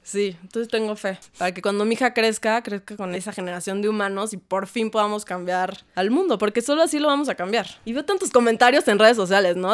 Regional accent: Mexico; creciendo en México

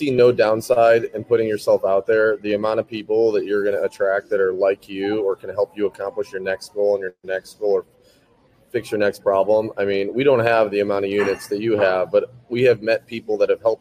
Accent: Cleveland, Ohio, United States; now in Tennessee, United States; I grew up in Cleveland, Ohio

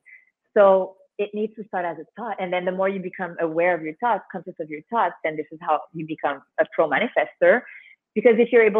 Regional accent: Canada; now in Mexico; I'm from Canada.

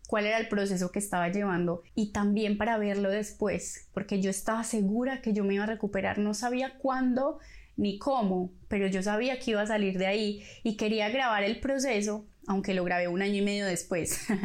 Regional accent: Colombia; moved away as an adult; also born or lived in Medellín; now in Buenos Aires, Argentina; soy colombiana, viví y crecí en muchos lados de mi país, pero nací en Medellín. Tengo 30 años y estudié comunicación social

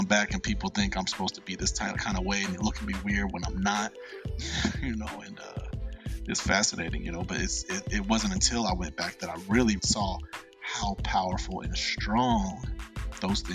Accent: Cincinnati, Ohio, United States; moved away; I moved away from Cincinnati

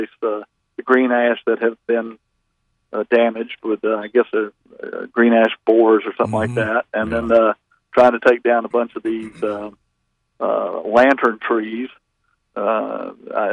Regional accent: Winston-Salem, North Carolina, United States; moved away as an adult; also born or lived in Atlanta, Georgia / Athens, Georgia; now in Winston-Salem, United States; I came from Winston-Salem, went to Atlanta to spend my working career

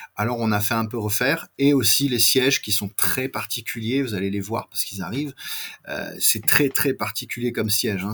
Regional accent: France; accent: very French; j'ai un accent très français

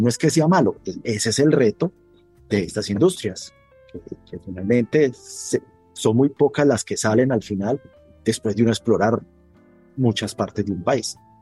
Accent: Colombia; moved away as an adult; now in Guatemala; mi país de origen, que es Colombia

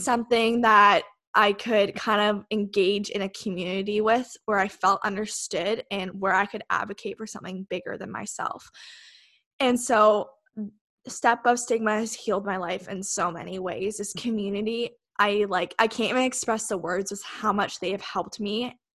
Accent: Westport, Ontario, Canada; also born or lived in Kingston, Ontario; I actually grew up in a small town just outside of Kingston. It's called Westport.

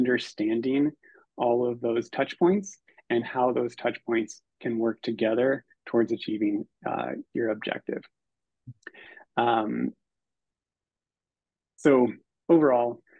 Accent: Northern California, United States; I'm originally from Northern California

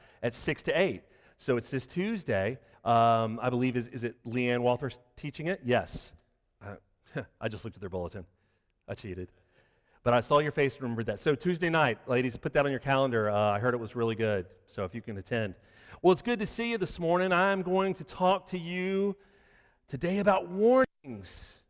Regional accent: Florida, United States; now in Reidsville, United States; I'm from Florida

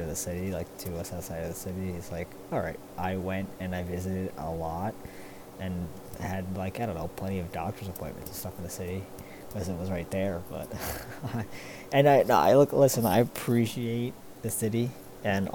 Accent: New Jersey, United States; born and raised in New Jersey

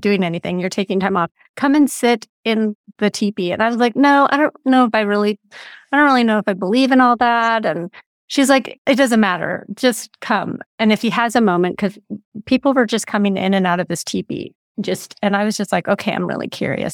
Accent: Big Sur, California, United States; moved away; I grew up in Big

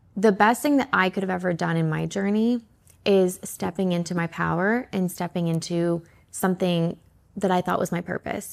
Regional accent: Canada; moved away; also born or lived in Atlanta; I'm originally from Canada, but I ended up in Atlanta.

